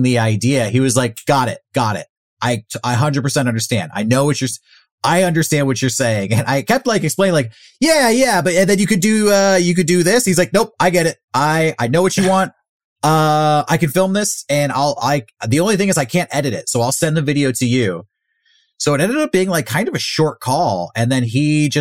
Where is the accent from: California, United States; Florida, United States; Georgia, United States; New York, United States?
California, United States; San Diego; I'm from San Diego